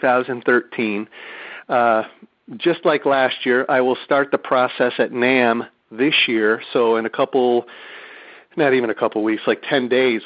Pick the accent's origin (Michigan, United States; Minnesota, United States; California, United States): Michigan, United States; Detroit; moved away; I'm from Detroit originally.